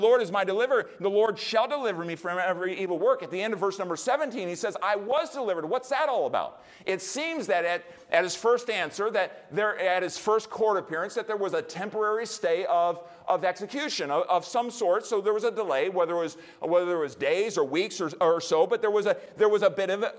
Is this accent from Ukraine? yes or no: no; United States; as an American